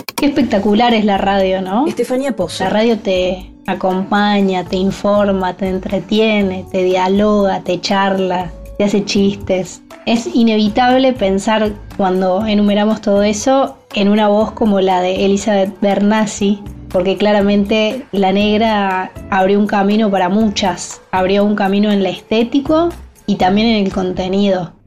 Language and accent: Spanish; Córdoba, Argentina; como cordobesa tengo mi corazón un poco puesto ahí